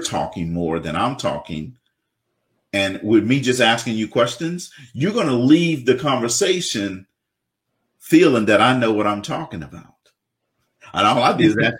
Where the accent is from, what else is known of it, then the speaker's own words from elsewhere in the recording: South Louisiana, United States; this black kid growing up in South Louisiana